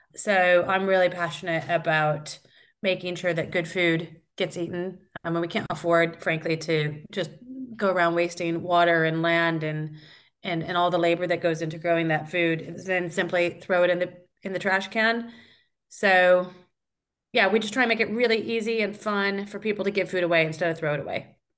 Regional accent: Iowa, United States; moved away as an adult; now in London, United Kingdom; I grew up in Iowa, uh, but I've been in London for eighteen years now

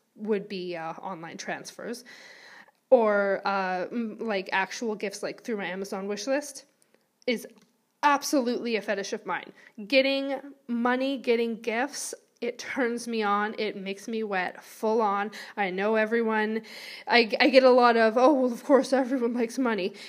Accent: Vancouver, British Columbia, Canada; moved away as an adult; now in Wales, United Kingdom; I am originally from Vancouver, B C, Canada

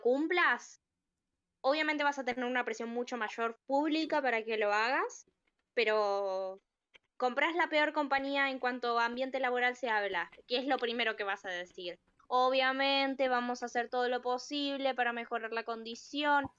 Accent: Argentina; soy argentina

